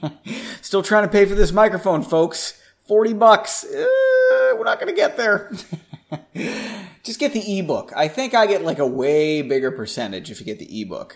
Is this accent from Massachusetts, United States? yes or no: yes; Massachusetts, United States; We're both from Massachusetts